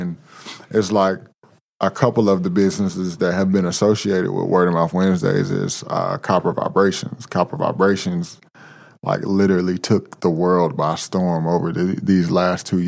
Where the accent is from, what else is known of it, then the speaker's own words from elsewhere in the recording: Winston-Salem, North Carolina, United States; I'm born and raised in Winston-Salem